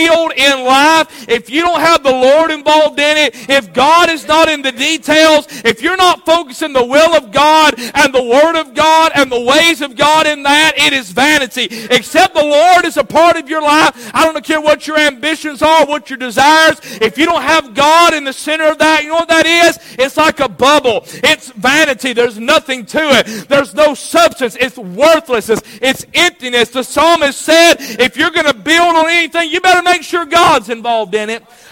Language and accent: English; United States; as an American